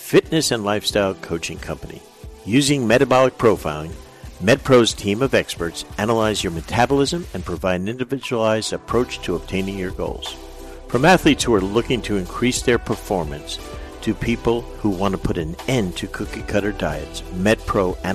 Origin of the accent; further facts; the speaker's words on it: New Jersey, United States; I'm from Jersey.